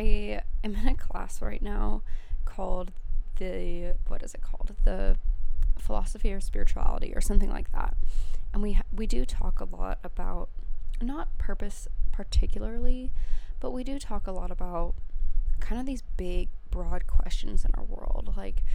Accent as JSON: {"language": "English", "region": "Colorado", "country": "United States", "said": "I'm from Colorado"}